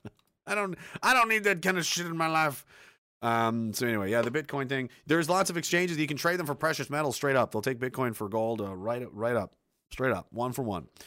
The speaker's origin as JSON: {"language": "English", "country": "Canada", "said": "we're Canadian soldiers"}